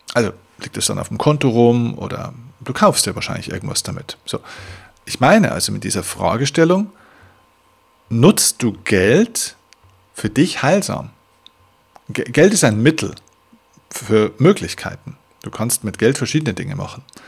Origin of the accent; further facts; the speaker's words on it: Bavaria, Germany; bei uns in Bayern